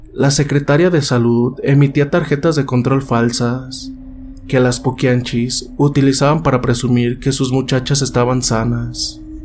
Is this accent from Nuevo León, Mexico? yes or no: no; San Francisco del Rincón, Guanajuato, Mexico; de aquí de San Francisco del Rincón, de donde yo soy originario